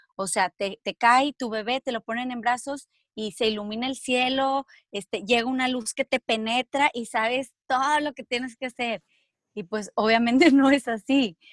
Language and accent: Spanish; Mexico; moved away as an adult; also born or lived in Spain; los dos somos mexicanos